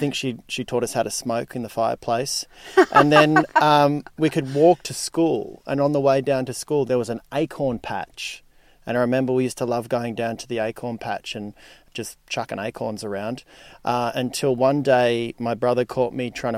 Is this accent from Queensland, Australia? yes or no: yes; Gold Coast, Queensland, Australia; moved away as an adult; also born or lived in Melbourne; now in Sydney, Australia; Till I was 7, and then from 7 to 17, I lived on the Gold Coast.